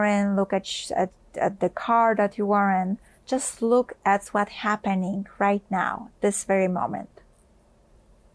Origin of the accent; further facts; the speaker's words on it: Poland; I grew up in Poland